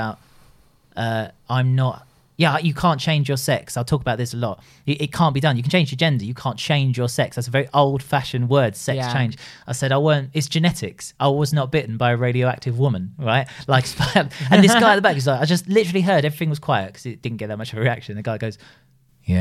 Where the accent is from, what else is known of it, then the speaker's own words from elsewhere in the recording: London, United Kingdom; accent: Cockney; I'm a Cockney